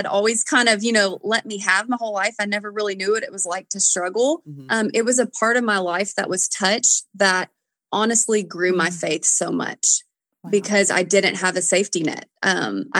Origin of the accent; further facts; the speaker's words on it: Nashville, Tennessee, United States; I've always sang because I'm from Nashville